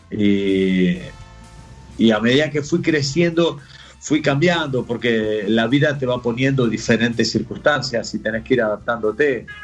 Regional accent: Buenos Aires Province, Argentina; now in Spain; después de ahí nos volvimos a Varela, después de Varela nos fuimos a, a Bernal, de Bernal fuimos a Quilmes, de Quilmes anduvimos por tres sitios hasta que yo me fui de Argentina y vine a vivir a España.

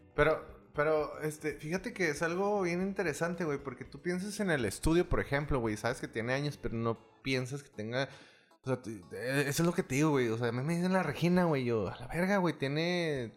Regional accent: Delicias, Chihuahua, Mexico; yo soy de Delicias

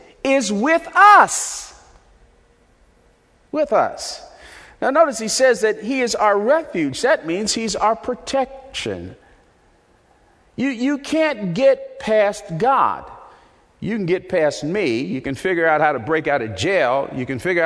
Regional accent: Newark, New Jersey, United States; when I was a little boy and growing up in Newark, New Jersey

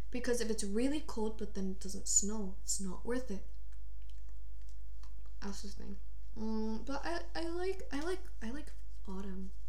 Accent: Bogota, Colombia; hot place. I'm from Bogota.

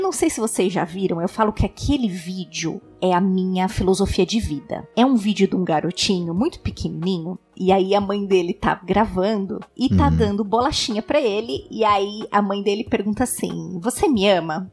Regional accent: São Paulo, Brazil; eu sempre morei em São Paulo, nasci, fui criada em São Paulo

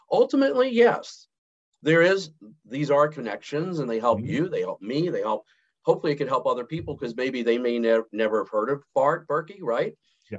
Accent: Montgomery, Alabama, United States; moved away; also born or lived in Houston; born and raised in Montgomery, Alabama

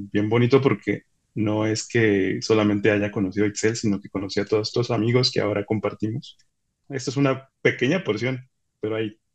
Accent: State of Mexico, Mexico; de la Ciudad de México, y soy el novio ahora prometido de Itzel. Crecí en el Estado de México, nací en la Ciudad de México y todo el tiempo eh, he vivido aquí.

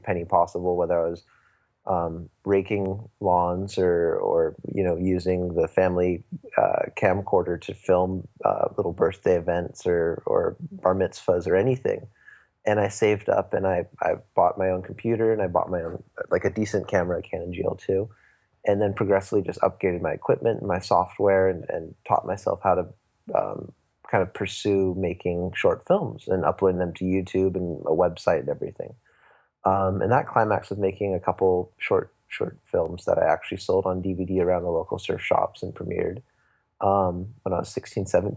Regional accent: Santa Barbara, California, United States; I'm from Santa Barbara, California

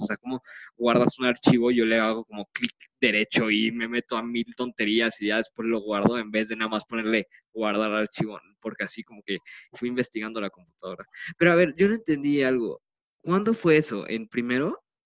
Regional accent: Mexico City, Mexico; somos de la Ciudad de México y pues todos los de la Ciudad de México fuimos un cuarto de unos güeyes de prepa

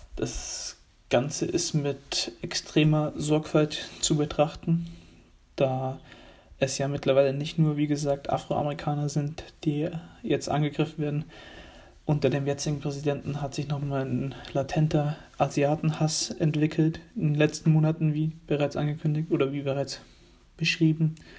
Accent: Germany; wir freuen uns alle als Deutsche

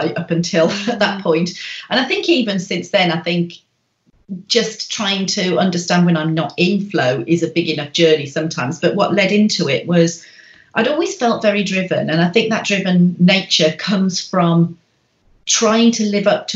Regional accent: Birmingham, West Midlands, United Kingdom; moved away as an adult; now in Wales, United Kingdom; I live in Wales in the UK. And I was born in Birmingham in England.

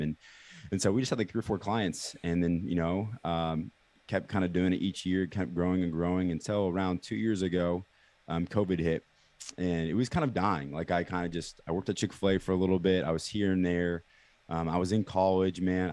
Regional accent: Kansas City, United States; born and raised in Kansas City

